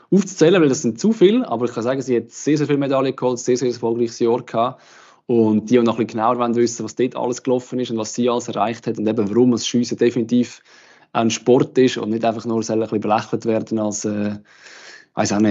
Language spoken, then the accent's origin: German; Aargau, Switzerland; also, Aargauerin.